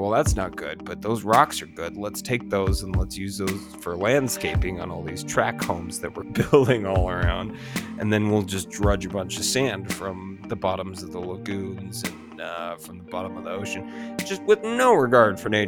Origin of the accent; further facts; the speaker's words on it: San Diego, California, United States; moved away; I'm from San Diego